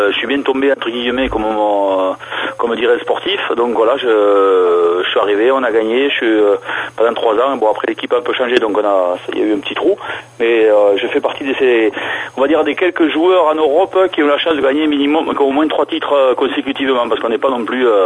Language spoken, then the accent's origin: French; South-West, near Toulouse, Occitania, France; alors, je suis natif de la région du Sud-Ouest, donc à côté de Toulouse